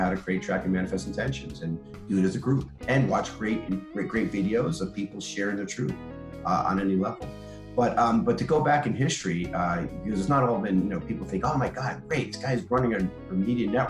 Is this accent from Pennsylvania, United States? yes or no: no; Atlanta, Georgia, United States; We didn't even meet here in Atlanta, and we're both from Atlanta